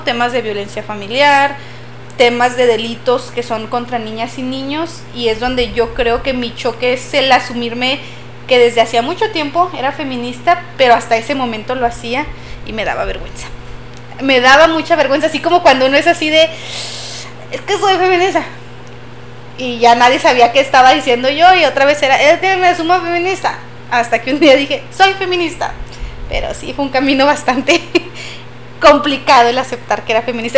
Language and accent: Spanish; Chihuahua, Mexico; nosotras somos de Chihuahua